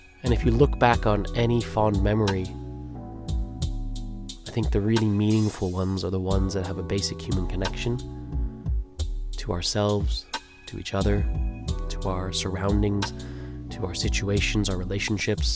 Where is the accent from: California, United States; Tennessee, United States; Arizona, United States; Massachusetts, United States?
California, United States; Los Angeles; I grew up in Los Angeles